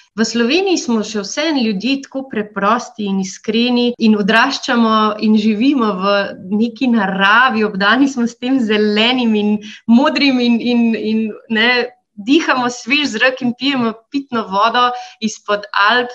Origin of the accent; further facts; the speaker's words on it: Slovenia; also born or lived in United States; smo odraščali v Minšu, v isti ulici